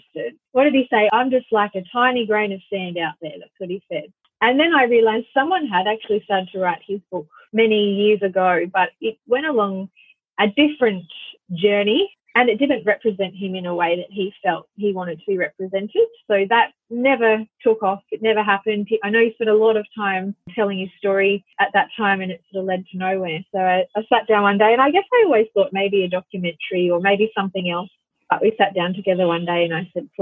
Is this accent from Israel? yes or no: no; Hervey Bay, Queensland, Australia; I was working with the whales in Harvey Bay, which is my hometown